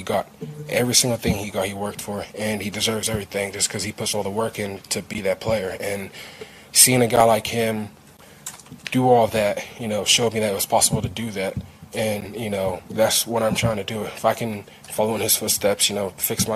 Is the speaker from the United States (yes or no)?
no; England, United Kingdom; moved away; I'm from England